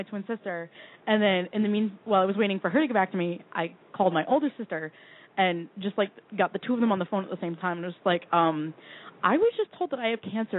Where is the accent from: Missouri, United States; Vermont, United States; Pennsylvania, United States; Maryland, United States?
Vermont, United States; Yeah, no, I'm from Vermont.